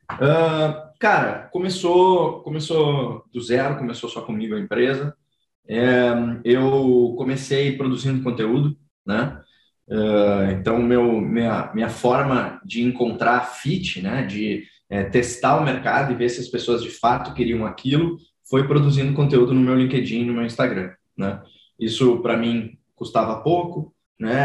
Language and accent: Portuguese; Rio Grande do Sul, Brazil; now in São Paulo, Brazil; eu ia para o litoral lá do Rio Grande do Sul, sou gaúcho, né? Hoje eu moro em São Paulo.